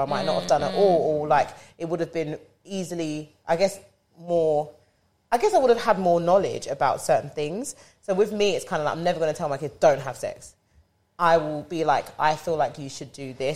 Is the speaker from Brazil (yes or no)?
no; London, United Kingdom; I'm from Bermondsey